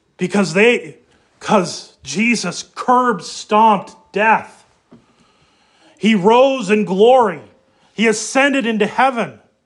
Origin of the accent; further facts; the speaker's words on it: Moorhead, Minnesota, United States; moved away; also born or lived in Des Moines, Iowa; we grew up in Moorhead and then lived in Des Moines